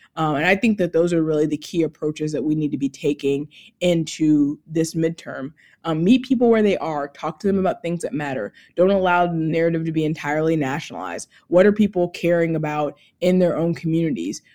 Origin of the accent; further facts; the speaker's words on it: Georgia, United States; my home state of Georgia